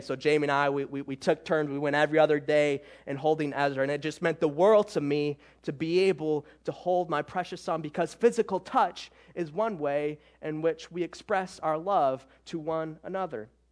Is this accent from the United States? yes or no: yes; Michigan, United States; I'm from Michigan